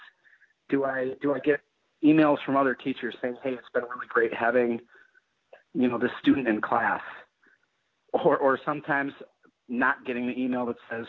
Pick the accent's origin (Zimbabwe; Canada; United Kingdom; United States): United States; Eau Claire, Wisconsin; I grew up in Eau Claire and went to Eau Claire Memorial